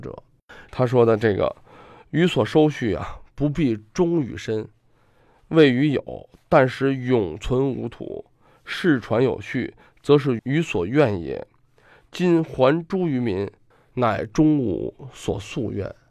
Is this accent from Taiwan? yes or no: no; China; 中国人，我想啊，咱们现在坐在这儿聊天啊，收藏啊，文化呀是什么？实际是凝聚我们中国人的一种精神。